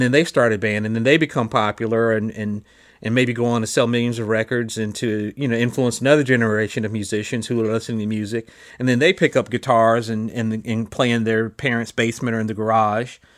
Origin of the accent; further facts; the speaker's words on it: College Park, Georgia, United States; also born or lived in Chicago, Illinois / East Point, Georgia; I was living in in College Park and in East Point